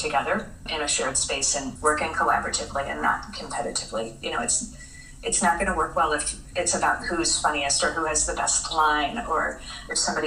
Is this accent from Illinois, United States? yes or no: yes; Chicago, Illinois, United States; I'm a Chicagoan